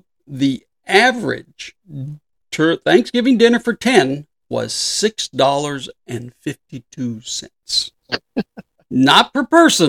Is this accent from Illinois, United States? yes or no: no; Southern California, United States; I grew up in Southern California